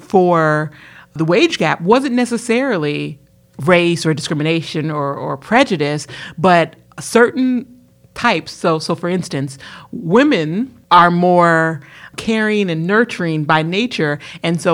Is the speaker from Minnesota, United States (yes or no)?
no; Texas, United States; I'm from Texas